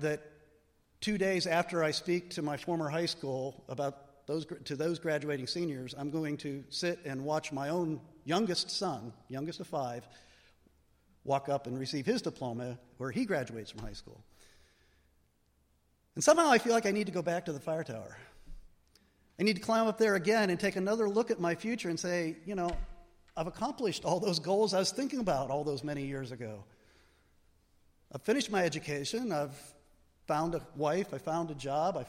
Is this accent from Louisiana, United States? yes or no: no; Allegheny National Forest, Pennsylvania, United States; I grew up in the Allegheny National Forest